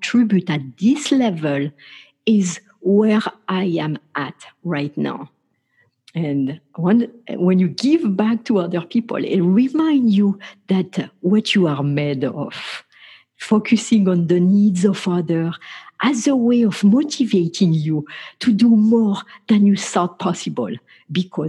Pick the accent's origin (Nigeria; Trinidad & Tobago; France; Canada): France; I grew up in France